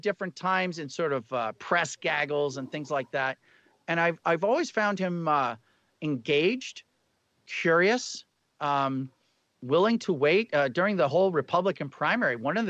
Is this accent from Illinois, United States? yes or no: no; Boston, Massachusetts, United States; I'm from Boston, but I've lost my accent.